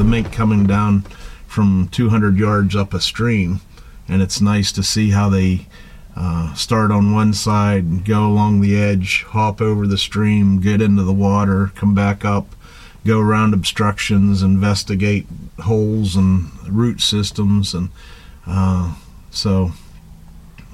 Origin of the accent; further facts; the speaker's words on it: Punxsutawney, Pennsylvania, United States; from Punxsutawney, Pennsylvania